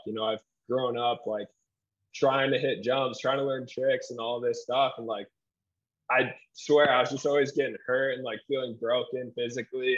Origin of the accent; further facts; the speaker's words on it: Grand Rapids, Michigan, United States; moved away as an adult; now in Salt Lake City, United States; I'm from Grand Rapids, Michigan